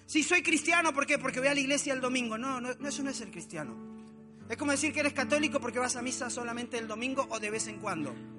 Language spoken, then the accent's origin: Spanish; Argentina; moved away as an adult; also born or lived in Mexico; mi casa en Argentina. Llevaba tres años y medio sin ver a mi familia